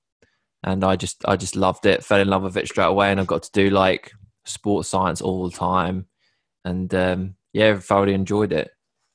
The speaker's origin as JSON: {"language": "English", "town": "Sudbury", "region": "East of England", "country": "United Kingdom", "tie": "born or raised there", "also_born_or_lived": "Bury St Edmunds / Hertfordshire", "said": "I grew up in a place called Sudbury, which is a small town in Suffolk"}